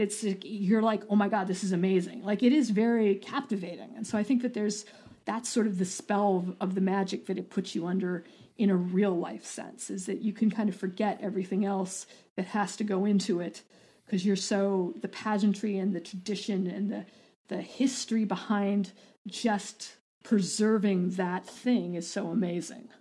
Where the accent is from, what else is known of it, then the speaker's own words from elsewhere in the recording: Boulder, Colorado, United States; I'm from Boulder